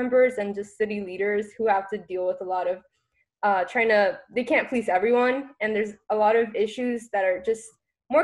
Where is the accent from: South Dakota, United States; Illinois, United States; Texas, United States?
Texas, United States; Austin; I was born and raised in Austin in the District 4. North-ish Austin, and I've been here ever since